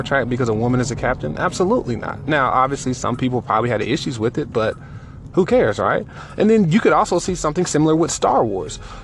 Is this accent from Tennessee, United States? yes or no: yes; Johnson City, Tennessee, United States; moved away as an adult; also born or lived in Kentucky; Tennessee, to be exact, in a little small town called Johnson City.